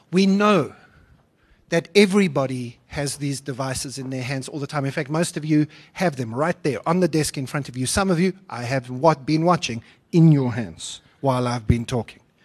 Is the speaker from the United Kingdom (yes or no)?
no; South Africa; I am, a, as well as a South African citizen, also a European citizen